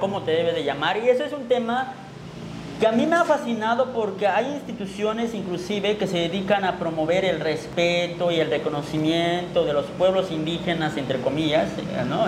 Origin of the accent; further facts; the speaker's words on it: Chiapas, Mexico; el indígena Tzotzil